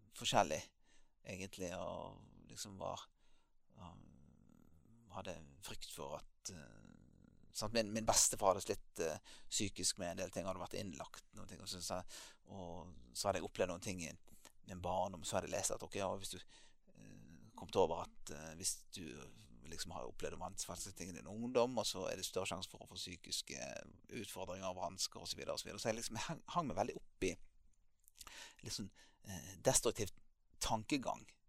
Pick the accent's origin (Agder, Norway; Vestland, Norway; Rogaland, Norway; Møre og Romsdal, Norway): Vestland, Norway; Bergen; moved away as an adult; also born or lived in Tromsø, Norway; now in Lyngdal, Norway; jeg ble født eh, i Bergen og eh, vokste opp der for det meste